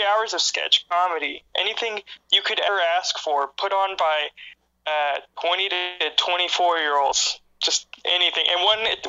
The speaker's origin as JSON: {"language": "English", "region": "Texas-Oklahoma area", "country": "United States", "lives_now": "Chicago, United States", "said": "I mean, I'm from Texas, Oklahoma area."}